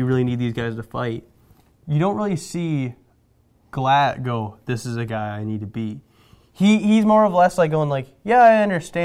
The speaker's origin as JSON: {"language": "English", "country": "Canada", "said": "We're Canadian."}